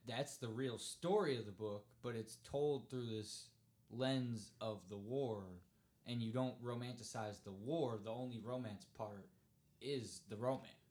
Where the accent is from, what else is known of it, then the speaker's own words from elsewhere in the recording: Cleveland, Ohio, United States; I'm from Cleveland